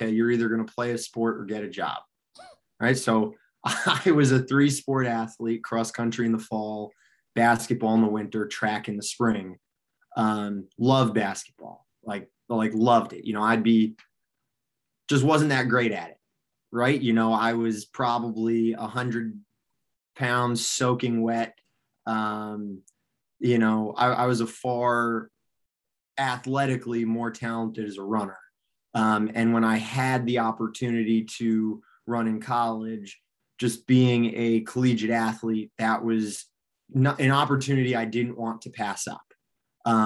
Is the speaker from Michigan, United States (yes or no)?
yes; Kalamazoo, Michigan, United States; moved away as an adult; now in South Carolina, United States; grew up in Kalamazoo, probably most known for PJ Fleck and rowing the boat with Western